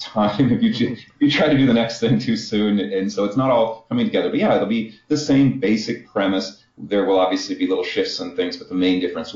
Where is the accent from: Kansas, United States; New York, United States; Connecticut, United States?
Kansas, United States; I got an art degree from Kansas